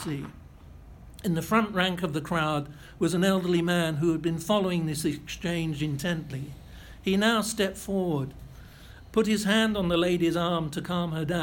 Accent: United Kingdom; I was British

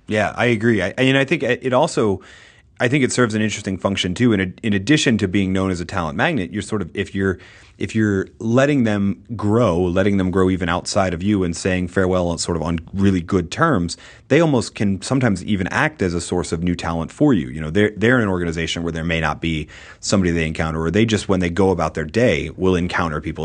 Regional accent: outside of Boston, Massachusetts, United States; moved away; I grew up outside of Boston

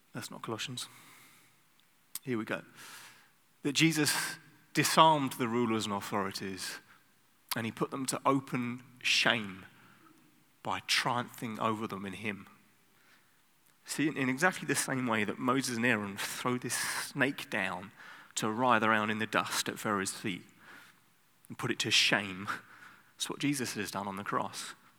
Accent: United Kingdom; now in Netherlands; I'm British

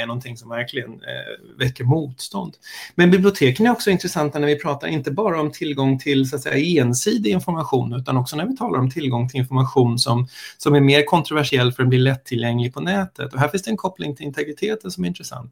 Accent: Stockholm, Stockholm County, Sweden; also born or lived in United States; jag är stockholmare, eh, kan man väl börja med. Jag har bott i Stockholm hela mitt liv, förutom när jag bodde i USA en kort sväng

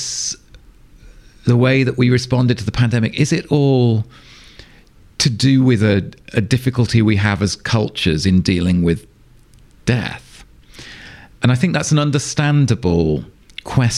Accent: England, United Kingdom; moved away as an adult; now in Sweden; as you can probably hear, I grew up in England. I've lived for the last 11 years in Sweden

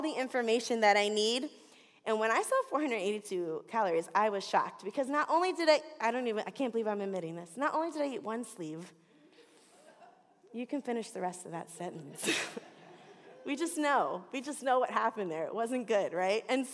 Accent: Florida, United States; also born or lived in Southwest Detroit; now in Detroit, United States; I'm from Florida

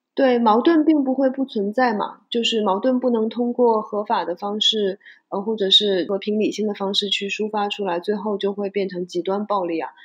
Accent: China; moved away as an adult; now in Hong Kong; 大家听我的口音应该能听得出来，我是中国出生，长大在中国大陆，然后 到两千零五年左右的时候来到香港，就一直在香港做媒体

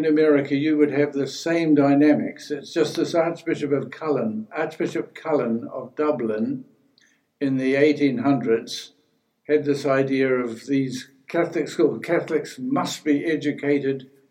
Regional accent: New Zealand; moved away as an adult; when I was growing up in New Zealand

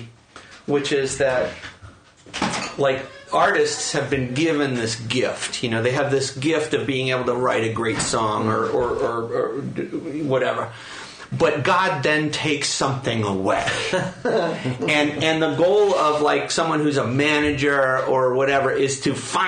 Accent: New York City, New York, United States; growing up in New York City in the 70s and 80s

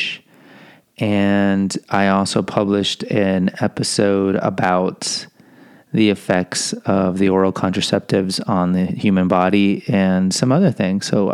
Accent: Houston, Texas, United States; I am from Houston

